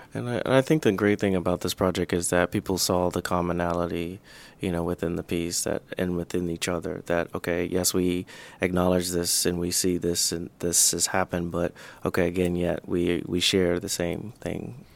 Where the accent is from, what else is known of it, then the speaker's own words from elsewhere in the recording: the South, United States; growing up in the South